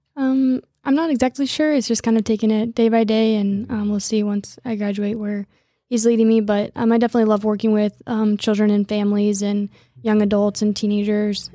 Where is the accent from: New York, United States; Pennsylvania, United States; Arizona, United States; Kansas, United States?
Kansas, United States; Lawrence; also born or lived in Philippines; I grew up in Lawrence and live in Lawrence now